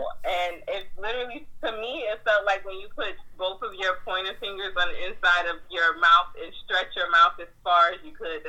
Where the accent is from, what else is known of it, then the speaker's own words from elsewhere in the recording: New Jersey, United States; we're from New Jersey.